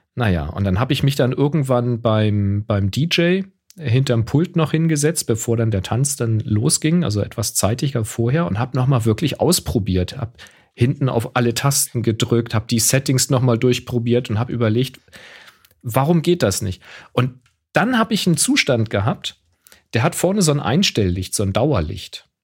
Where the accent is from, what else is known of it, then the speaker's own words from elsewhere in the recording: Hamburg, Germany; zu meiner Kindheit in Hamburg